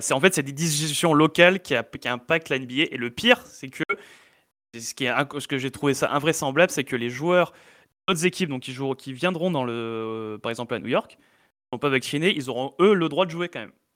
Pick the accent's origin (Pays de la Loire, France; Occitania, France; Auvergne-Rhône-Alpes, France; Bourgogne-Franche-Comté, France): Auvergne-Rhône-Alpes, France; Valence; on est de Valence